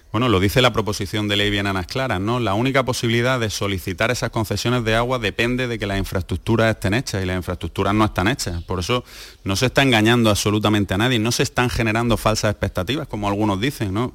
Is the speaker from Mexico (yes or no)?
no; Almería, Andalusia, Spain; aquí en mi tierra, de estar en, mi ciudad